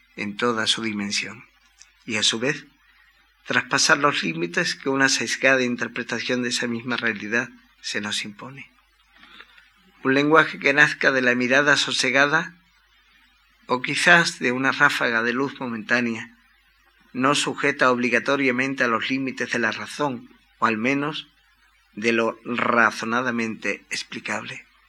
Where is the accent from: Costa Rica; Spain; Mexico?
Spain; Cádiz, Andalusia; mi ciudad natal, un lugar de provincias que aunque concedió cuna a Manuel de Falla